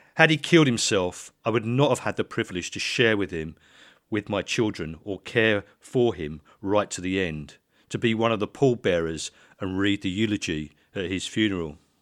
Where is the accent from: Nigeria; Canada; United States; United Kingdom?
United Kingdom; Letchworth, East of England; we lived in Letchworth